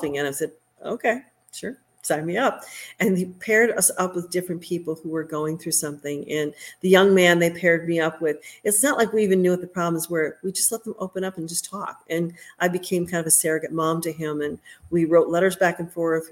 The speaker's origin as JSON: {"language": "English", "town": "Oak Brook", "region": "Illinois", "country": "United States", "tie": "born or raised there", "also_born_or_lived": "Green Bay, Wisconsin", "moved": "yes", "said": "my hometown of Oak Brook"}